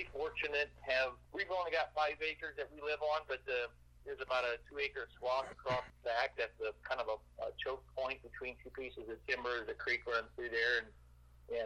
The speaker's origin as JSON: {"language": "English", "region": "Iowa", "country": "United States", "tie": "born or raised there", "moved": "yes", "said": "I grew up in Iowa"}